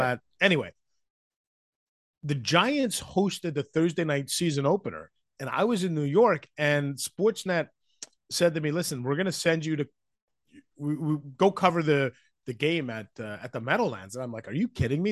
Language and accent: English; Vancouver, British Columbia, Canada; moved away as an adult; now in Ottawa, Canada; I grew up in Vancouver